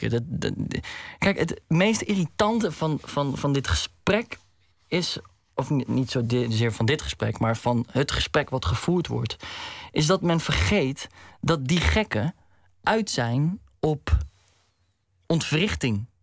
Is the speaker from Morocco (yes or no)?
yes; Morocco; bij etniciteit, bij eh, Marokkanen. Nou, ik ben Marokkaans, dus...